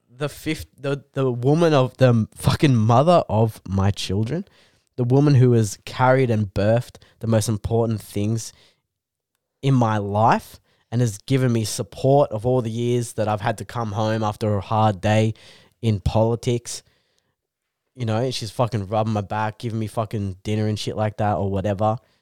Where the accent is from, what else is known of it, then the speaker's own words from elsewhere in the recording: Canberra, Australian Capital Territory, Australia; moved away as an adult; now in Newcastle, Australia; we're from Canberra